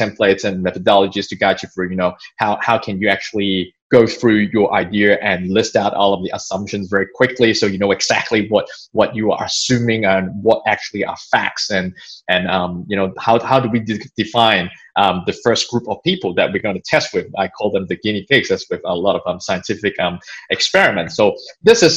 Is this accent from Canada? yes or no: no; Hong Kong; now in Australia; I was born in Hong Kong and came to Australia 20 something years ago